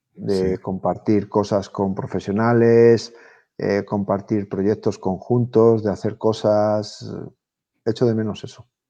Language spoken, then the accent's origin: Spanish; Spain